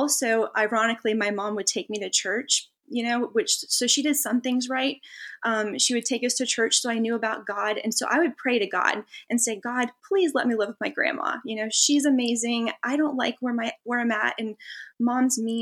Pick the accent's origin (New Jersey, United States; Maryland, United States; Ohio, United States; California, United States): California, United States; I grew up in California, so Vegas wasn't very far.